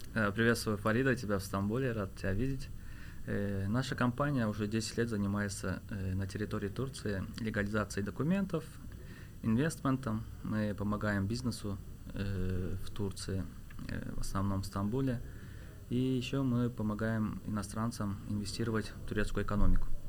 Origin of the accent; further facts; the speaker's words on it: Azerbaijan; now in Istanbul, Turkey; я так как э, азербайджанец